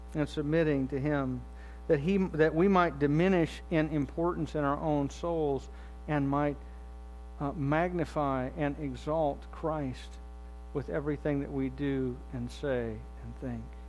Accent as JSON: {"language": "English", "country": "United States", "tie": "born or raised there", "said": "my life growing up in the United States of America"}